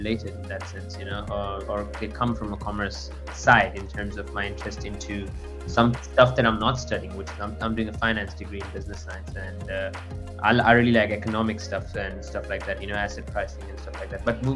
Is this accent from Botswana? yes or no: yes; Botswana; moved away as an adult; also born or lived in India; now in Cape Town, South Africa; I'm originally from India and lived in Botswana for the longest part of my life